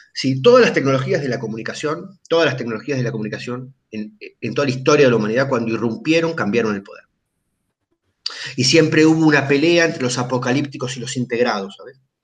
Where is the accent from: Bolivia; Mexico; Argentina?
Argentina